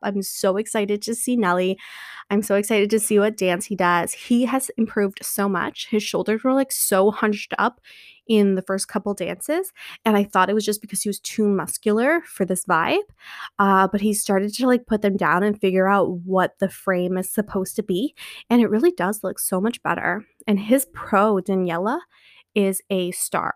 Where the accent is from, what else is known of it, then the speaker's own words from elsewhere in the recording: Canada; I'm Canadian